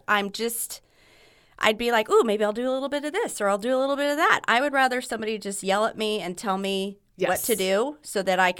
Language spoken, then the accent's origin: English; San Diego, California, United States; moved away as an adult; also born or lived in Colorado / Indiana; now in Fishers, United States; I grew up in San Diego.